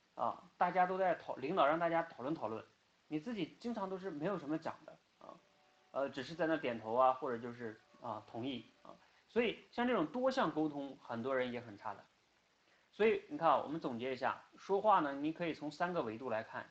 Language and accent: Chinese; China; first language Chinese; 我们出生在中国，然后呢，也生长在中国